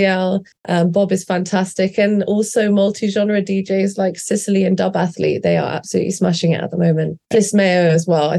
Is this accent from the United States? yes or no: no; London, United Kingdom; living in London, growing up in London